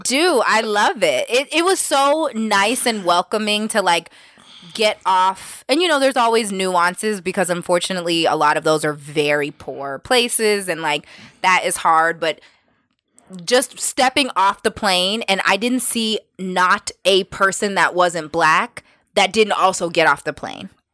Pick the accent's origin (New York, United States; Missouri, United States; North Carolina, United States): New York, United States; we're from New York